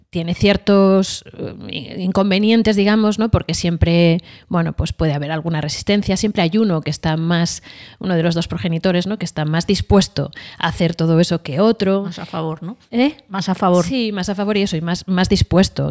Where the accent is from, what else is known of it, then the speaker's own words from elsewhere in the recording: Madrid, Community of Madrid, Spain; vengo de una familia de Madrid